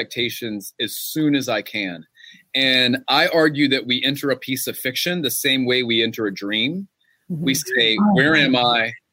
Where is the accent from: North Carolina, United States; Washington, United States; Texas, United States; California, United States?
North Carolina, United States; Gastonia; my hometown of Gastonia